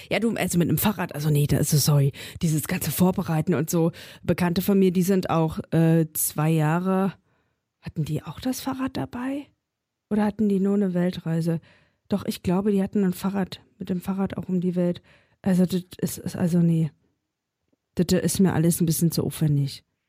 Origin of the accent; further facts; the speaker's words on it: a village in Thuringia, Germany; now in Berlin, Germany; fahre ich nochmal ins thüringische Dorf und treffe mich da mit zwei äh, Schulfreundinnen.